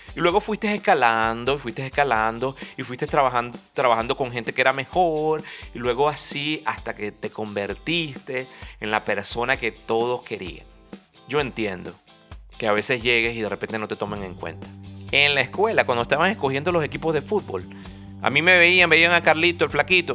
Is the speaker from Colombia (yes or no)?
no; Venezuela; moved away as an adult; nosotros salimos de Venezuela